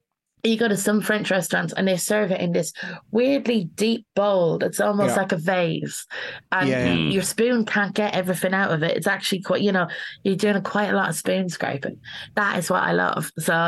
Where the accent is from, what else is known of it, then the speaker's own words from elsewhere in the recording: Ireland; now in London, United Kingdom; Like, I've moved to London. I'm from Ireland originally.